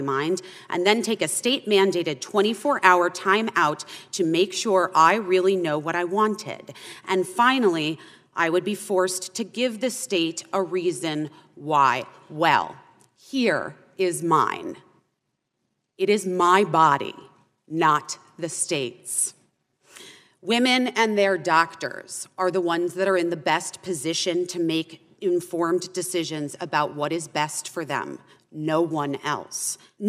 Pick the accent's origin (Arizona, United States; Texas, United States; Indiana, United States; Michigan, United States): Arizona, United States